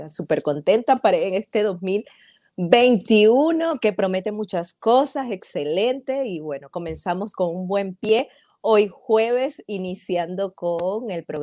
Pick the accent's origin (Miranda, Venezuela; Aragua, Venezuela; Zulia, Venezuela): Zulia, Venezuela; Maracaibo; now in Tampa, United States; Sí, soy Zuliana de Maracaibo. Eh, tengo ya acá en los Estados Unidos cerca de cuatro años.